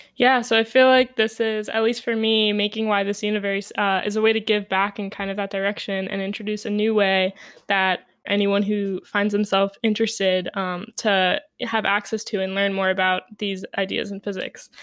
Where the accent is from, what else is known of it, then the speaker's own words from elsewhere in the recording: New York City, New York, United States; I grew up in New York City